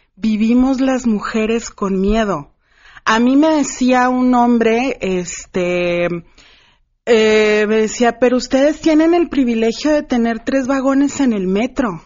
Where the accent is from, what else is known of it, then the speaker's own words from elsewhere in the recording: Ciudad Juárez, Chihuahua, Mexico; yo que soy originaria de Ciudad Juárez, orgullosamente